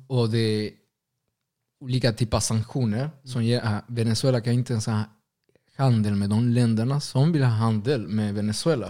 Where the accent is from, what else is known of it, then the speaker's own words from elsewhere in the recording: Argentina; now in Sweden; Först och främst är jag latinamerikan. Senare kanske argentinare.